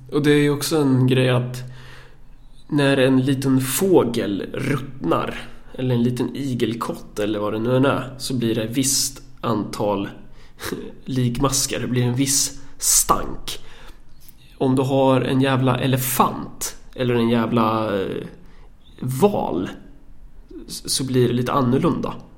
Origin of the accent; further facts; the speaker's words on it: Närke, Örebro County, Sweden; som närking